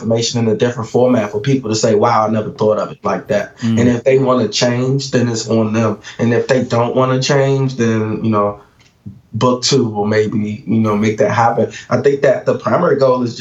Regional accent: Washington, District of Columbia, United States; Growing up in Washington, D.C.

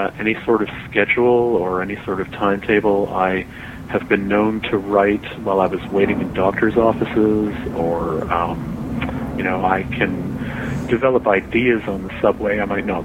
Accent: Toronto, Ontario, Canada; my hometown of Toronto

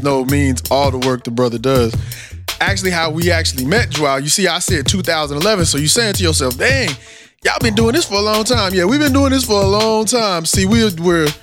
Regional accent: Austin, Texas, United States; my hometown of Austin, Texas.

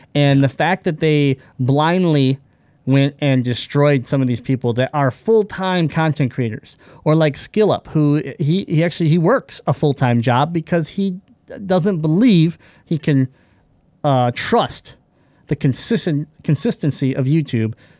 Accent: Michigan, United States; we're from Michigan

